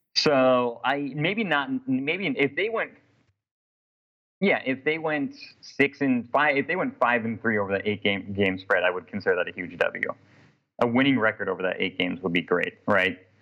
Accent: Portland, Oregon, United States; moved away as an adult; now in New Orleans, United States; I'm from Portland, Oregon, born and raised from Portland. Moved to New Orleans for a job opportunity literally a year ago.

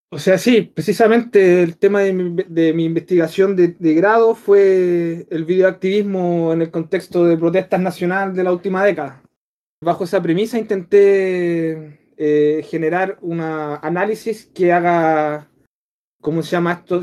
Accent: Chile; mi país

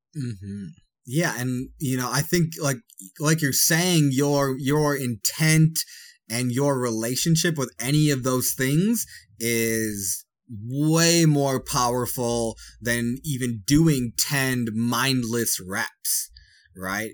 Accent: Wisconsin, United States; I'm from Wisconsin

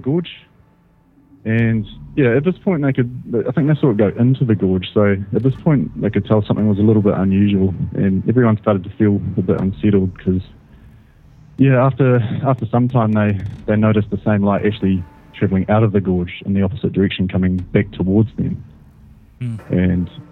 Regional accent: New Zealand; I'm from New Zealand

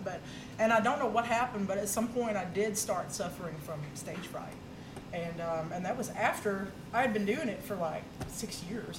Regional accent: Oak Grove, Alabama, United States; I grew up in Oak Grove, Alabama, way out in the country

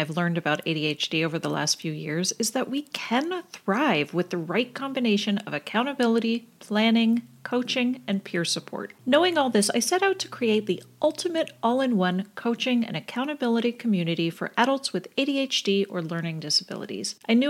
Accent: Canada; now in United States; So I grew up in Canada, so I grew up with federalized healthcare, public healthcare.

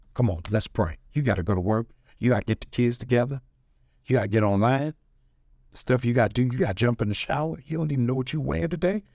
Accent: Baltimore, Maryland, United States; I'm from Baltimore.

